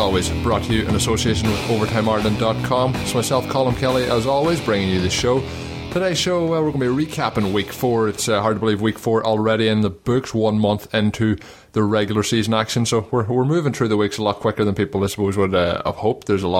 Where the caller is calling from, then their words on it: Melbourne, Victoria, Australia; Of course, I'm recording this from Melbourne, Australia, so I'm sure you can understand as to why I won't be attending.